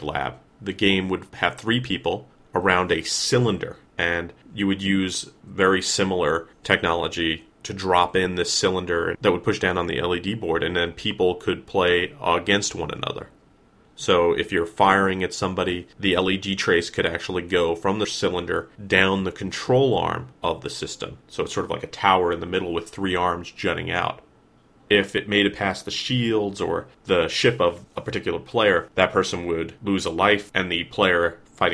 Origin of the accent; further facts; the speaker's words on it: United States; I grew up right outside of New York City.